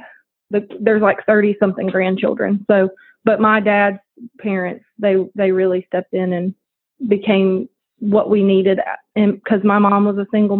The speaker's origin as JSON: {"language": "English", "town": "New Orleans", "region": "Louisiana", "country": "United States", "tie": "born or raised there", "also_born_or_lived": "Chalmette, Louisiana", "said": "I grew up in New Orleans, Louisiana. I was born in New Orleans, and we lived in Chalmette"}